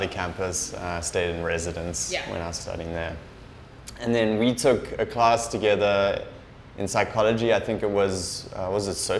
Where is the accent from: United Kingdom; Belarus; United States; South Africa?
South Africa; Durban, KwaZulu-Natal; moved away as an adult; also born or lived in Cape Town / South Korea; now in Vietnam; I grew up in Durban, but then I moved to Cape Town to study.